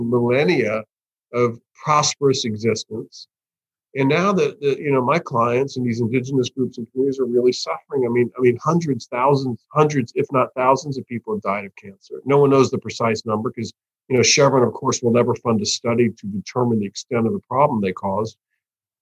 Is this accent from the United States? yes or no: yes; United States; as an American, North American guy